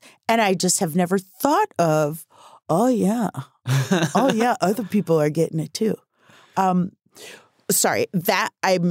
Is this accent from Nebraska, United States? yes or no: yes; Omaha, Nebraska, United States; I'm from Omaha, Nebraska. And I thought I would live there forever and do musicals at night and deliver the mail in the day.